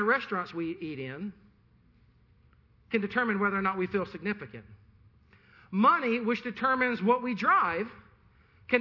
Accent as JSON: {"language": "English", "region": "the Carolinas", "country": "United States", "said": "I'm from the Carolinas"}